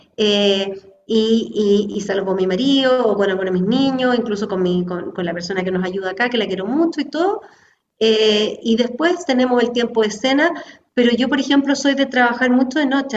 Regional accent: Chile; nací en el fondo en Chile, en una familia católica, en un colegio católico

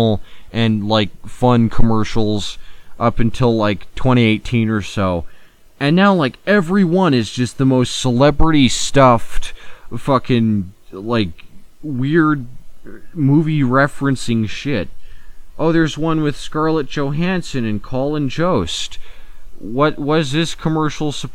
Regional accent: United States; I'm an American

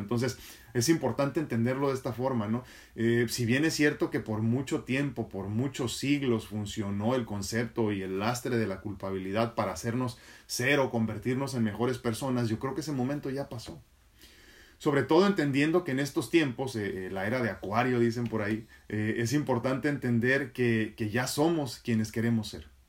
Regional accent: Mexico; como mexicano

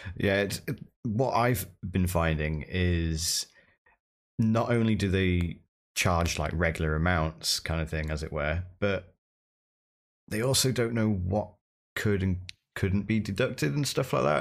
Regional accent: United Kingdom; accent: British; I'm British, so I, I have, I, I come equipped with a British accent

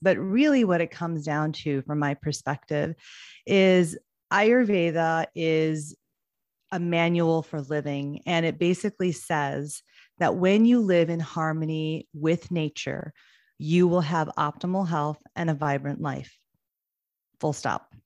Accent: United States; I am first generation here in the States. My parents immigrated from India

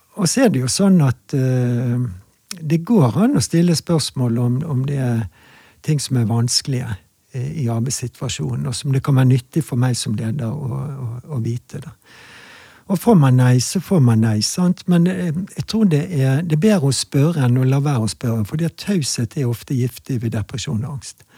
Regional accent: Bergen, Vestland, Norway; jeg er bergenser

